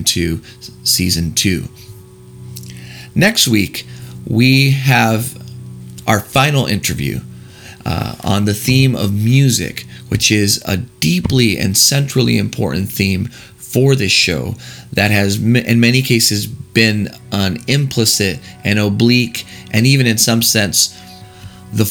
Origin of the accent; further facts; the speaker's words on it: Texas, United States; moved away; I'm recording this segment right now in the great state of Texas, my home state